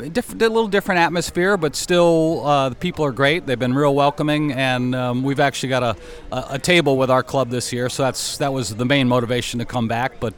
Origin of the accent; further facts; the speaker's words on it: Prospect Hill, North Carolina, United States; I'm from Prospect Hill, North Carolina